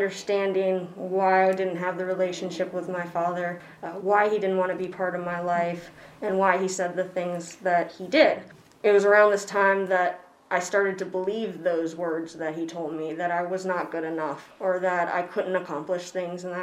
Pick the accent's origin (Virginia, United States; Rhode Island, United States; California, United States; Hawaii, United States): Virginia, United States; Elkton; also born or lived in New York City, New York; going from New York City to good old Elkton, Virginia at the time